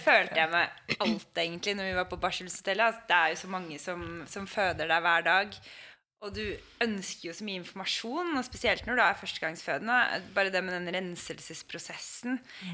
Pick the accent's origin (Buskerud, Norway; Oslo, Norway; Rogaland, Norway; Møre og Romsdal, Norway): Oslo, Norway; kommer fra Oslo og bor i Oslo.